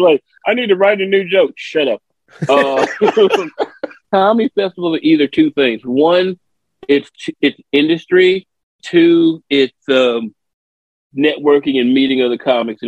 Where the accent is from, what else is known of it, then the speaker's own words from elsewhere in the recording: Memphis, Tennessee, United States; I'm from Memphis